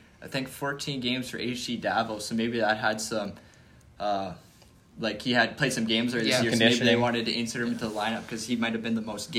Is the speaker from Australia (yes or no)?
no; Canada; not as a Senators fan, but as a Canadian hockey fan.